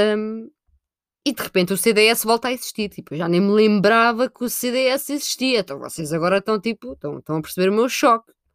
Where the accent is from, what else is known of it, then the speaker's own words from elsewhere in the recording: Sintra, Lisbon, Portugal; eu sou de Sintra, sou de Sintra